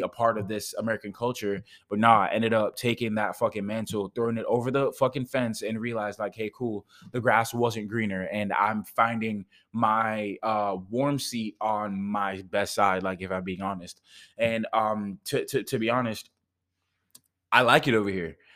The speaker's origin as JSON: {"language": "English", "country": "Jamaica", "said": "I'm from Jamaica"}